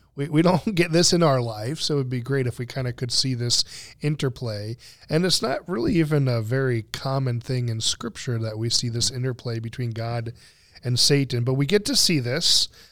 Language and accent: English; United States; I'm speaking as an American